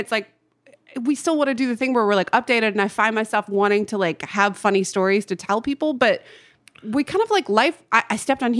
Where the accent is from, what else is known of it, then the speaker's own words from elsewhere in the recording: the South, United States; accent: southern; moved away; And I can hear my southern accent when I'm doing it.